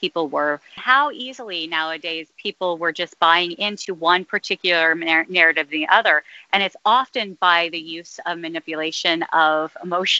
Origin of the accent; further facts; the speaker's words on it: United States; now in Rome, Italy; I am from the States.